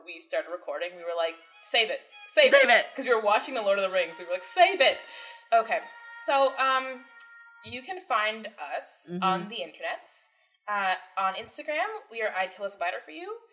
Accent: Canada; We're Canadian

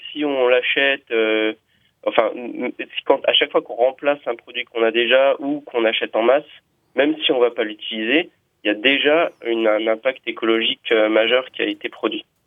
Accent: Lyon, Auvergne-Rhône-Alpes, France; je suis de Lyon.

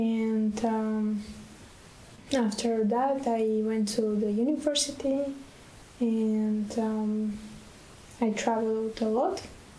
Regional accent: Bulgaria; Yes, I'm from Bulgaria.

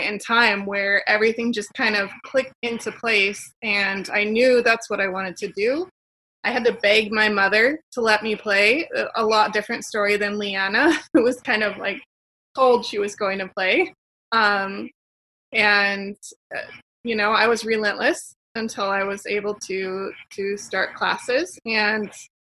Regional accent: Stockton, California, United States; I grew up in Stockton near Sacramento

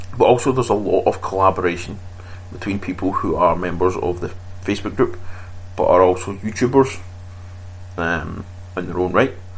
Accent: Scotland, United Kingdom; I come from Scotland

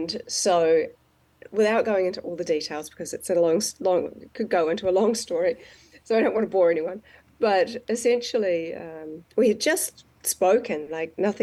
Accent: New Zealand; I'm from New Zealand

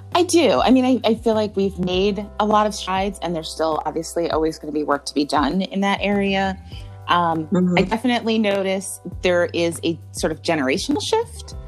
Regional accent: Jamaica; I'm Jamaican

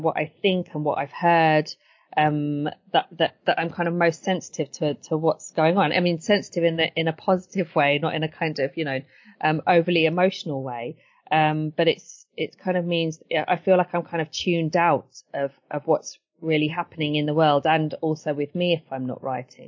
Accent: Brighton, South East England, United Kingdom; also born or lived in Edgware, London; Growing up in Edgware wasn't summer all the time. And then growing up in Brighton as well

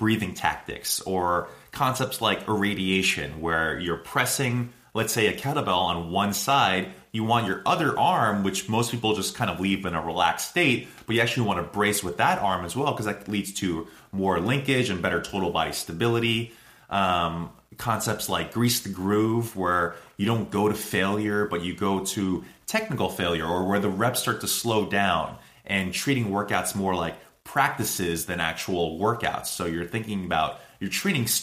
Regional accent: Boston, Massachusetts, United States; we're from Boston

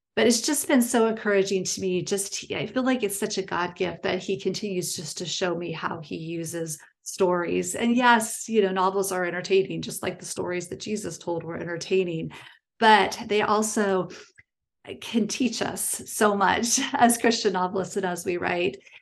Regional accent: small town in Ohio, United States; born or raised there; also born or lived in Illinois, near Chicago

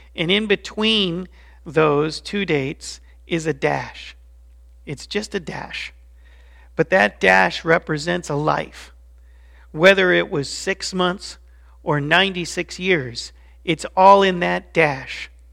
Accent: Colorado Springs, Colorado, United States; also born or lived in Chicago; When I was only five years old, my dad's work moved us to Colorado Springs, to fifty-one forty-five Escopardo Way. And that was the address of where I grew up.

